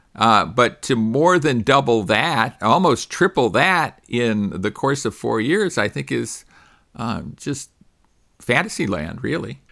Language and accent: English; California, United States; my home state